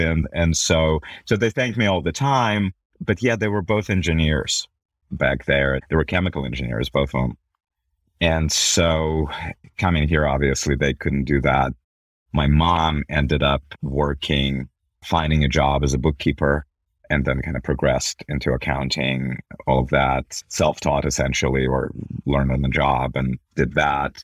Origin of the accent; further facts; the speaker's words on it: Belarus; also born or lived in Milwaukee, Wisconsin / New York; now in Salt Lake City, United States; I grew up in Belarus when it was part of former Soviet Union